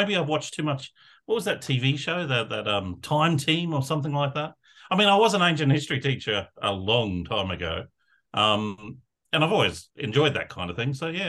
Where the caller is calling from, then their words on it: New South Wales, Australia; I'm coming to you from Darraglands, which is Western Sydney, just on the banks of the Derebin or Nepean River.